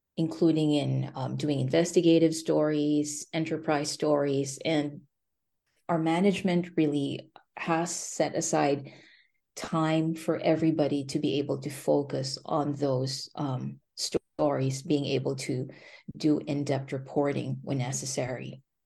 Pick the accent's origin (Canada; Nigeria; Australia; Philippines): Philippines; moved away as an adult; also born or lived in China / South Dakota / Bennington County, Vermont; now in Vermont, United States; I grew up in the Philippines